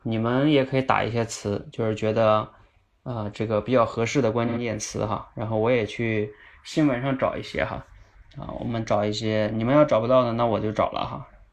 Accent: Northeast China, China; moved away; 我从我的老家东北，今天坐了几个小时车

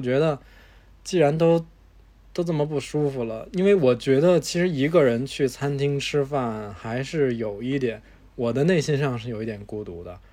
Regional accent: China; 我们中国人的习惯

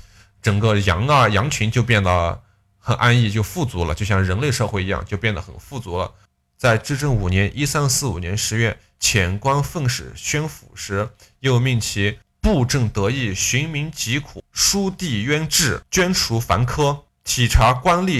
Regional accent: Gansu, China; 我老家甘肃哟

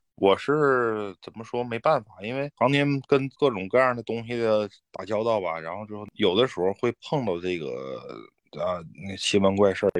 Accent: Jilin, China; 我们吉林这边儿

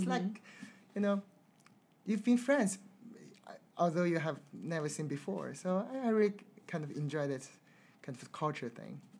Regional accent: China; now in London, United Kingdom; So for me, I'm from China, so I like Chinese food

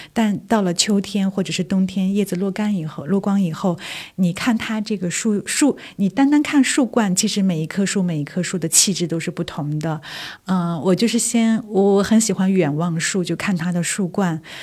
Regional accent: Korla, Xinjiang, China; now in Beijing, China; 我小的时候是出生生长在新疆的

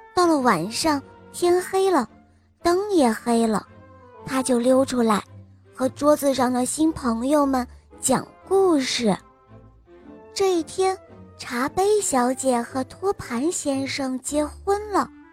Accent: Shenyang, Liaoning, China; 我来自沈阳，我今年五岁了。

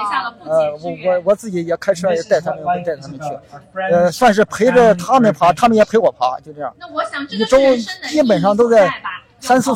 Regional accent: Zaozhuang, Shandong, China; moved away as an adult; also born or lived in Jinan; now in Zaozhuang, China; 我小时候就在枣庄长大

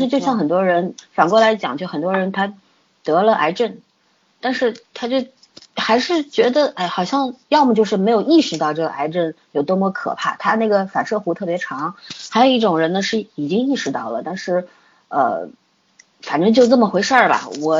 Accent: China; 从从我们中国人的说法来说，

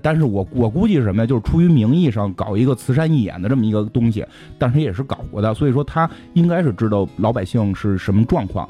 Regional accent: China; 我们是中国人

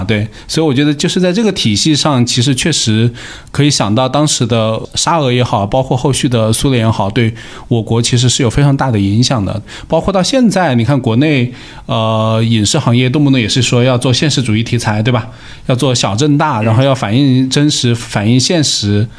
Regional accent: China; 因为作为一个中国人，我感受就很明显。

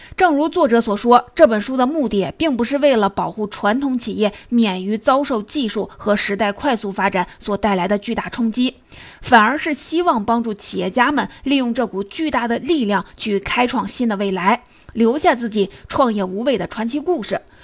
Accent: China; 我们中国人常说

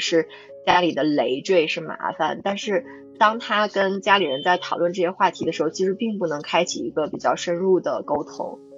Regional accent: China; 我们中国人

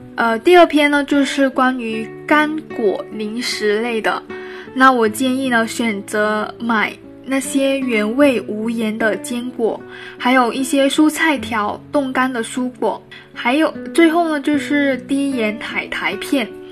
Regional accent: Guangdong, China; 从小在广东长大的我呢

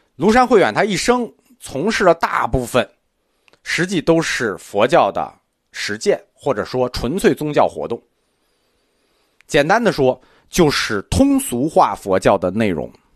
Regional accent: China; 我们中国人跟印度人不一样

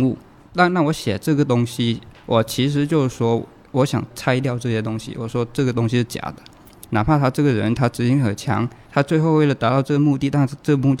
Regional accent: Jieyang, Guangdong, China; 潮汕就揭阳

